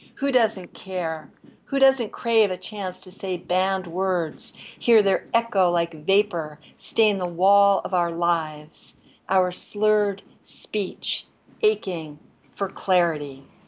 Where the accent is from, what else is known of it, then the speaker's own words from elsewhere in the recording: New York City, New York, United States; moved away; I grew up in New York City, so I would go to Connecticut or places by the shore for the summer.